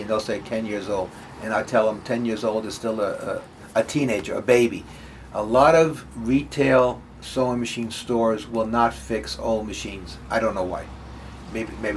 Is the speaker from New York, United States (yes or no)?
yes; Yonkers, New York, United States; also born or lived in Carmel, New York; now in Hartsdale, United States; I grew up in Yonkers, New York